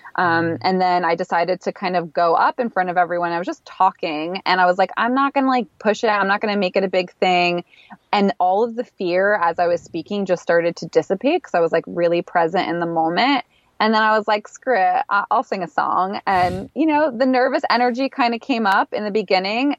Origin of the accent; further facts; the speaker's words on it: East Coast, United States; moved away as an adult; also born or lived in Philadelphia; now in Los Angeles, United States; I'm from the East Coast